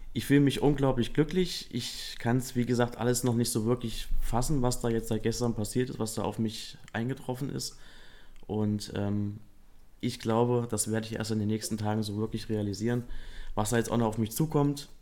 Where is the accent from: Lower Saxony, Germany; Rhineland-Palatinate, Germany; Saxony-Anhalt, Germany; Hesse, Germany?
Hesse, Germany; Kassel; also born or lived in Edermünde; ich bin 32, bin aus Kassel mhm. und bin auch dort geboren.